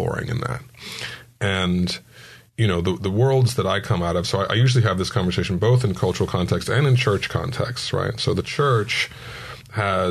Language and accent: English; San Diego, California, United States; also born or lived in Poway; as a San Diegan